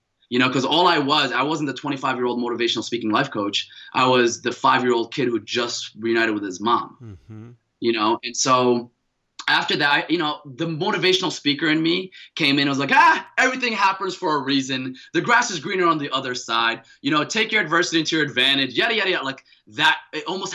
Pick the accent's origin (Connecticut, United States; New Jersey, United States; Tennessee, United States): New Jersey, United States; Paterson; also born or lived in Mecca, Saudi Arabia; I grew up in Paterson, New Jersey